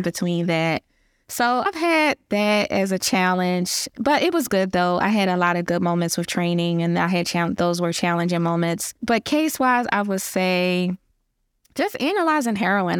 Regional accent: Philadelphia, Pennsylvania, United States; I just have that grit and I'm from Philly

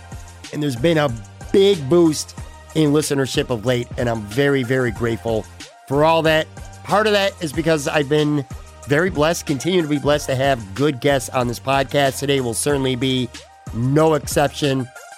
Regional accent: Buffalo, New York, United States; moved away as an adult; now in Florida, United States; my hometown of Buffalo

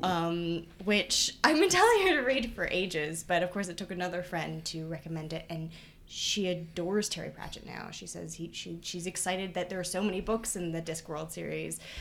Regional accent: Toronto, Ontario, Canada; moved away as an adult; now in Hamilton, Canada; I am from Toronto

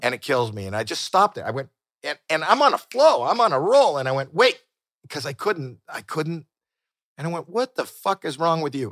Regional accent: Toronto, Ontario, Canada; moved away as an adult; now in United States; we're both from Toronto

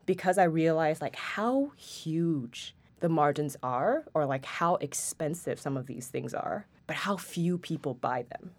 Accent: Singapore; moved away as an adult; also born or lived in Paris; now in New York, United States; I'm originally from Singapore, and I've lived there my entire life, except for six months in Paris, and then I moved here to New York for Stern in August of twenty twenty

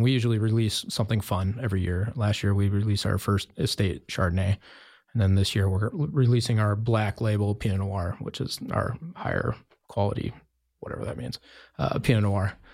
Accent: Jackson, Wyoming, United States; moved away as an adult; also born or lived in Oregon / Bend, Oregon; now in Carlton, United States; I grew up in Jacksonville, Wyoming

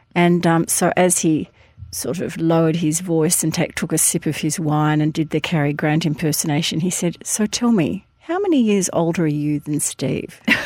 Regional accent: Hampton, Victoria, Australia; when I was a kid growing up in Hampton

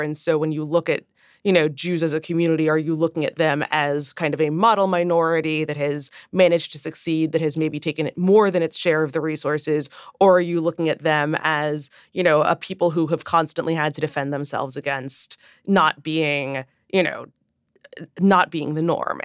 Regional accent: Midwest, United States; grew up in the Midwest to a father who had ever, you know, who had spent decades in New York as a Jew

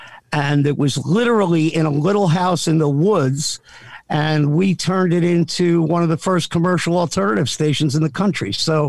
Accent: South Amboy, New Jersey, United States; I grew up in a little town called South Amboy, but, was born in Jersey

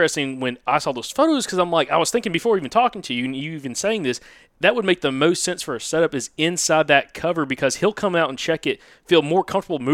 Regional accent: the South, Southeast, United States; I'm thinking more so here as like a Southerner, you know, we live in an area of the country that our number one, you could say, resource when it comes to agriculture is timber

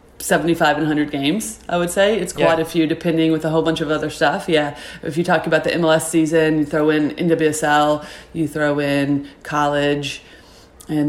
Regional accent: Indiana, United States; I grew up in Indiana

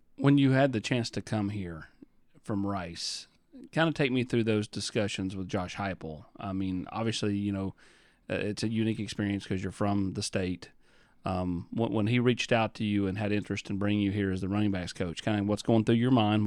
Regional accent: Morristown, Tennessee, United States; also born or lived in Rogersville, Tennessee; went to high school in Morristown

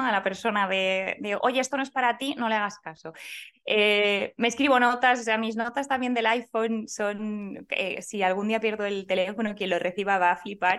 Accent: Valladolid, Castile and León, Spain; Yo soy de Valladolid

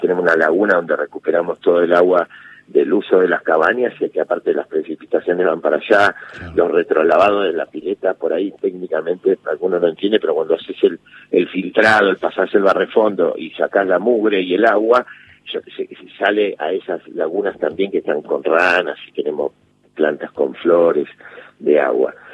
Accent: Buenos Aires, Argentina; moved away as an adult; also born or lived in Villa Urquiza; mi casa donde yo nací de Caballito

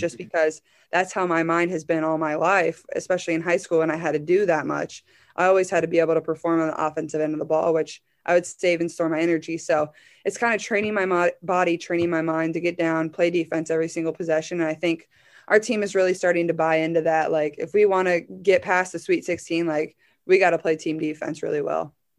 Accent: Iowa, United States; I'm from Iowa

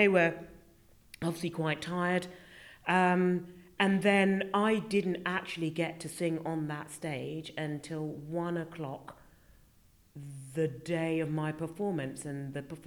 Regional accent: United Kingdom; here was I as a Brit coming in. I really did feel like the only Brit in the village.

